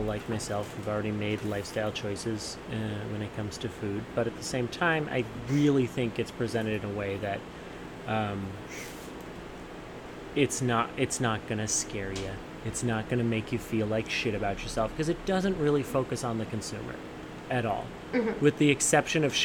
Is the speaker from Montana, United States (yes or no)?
yes; Montana, United States; I'm from Montana and I grew up around the beef industry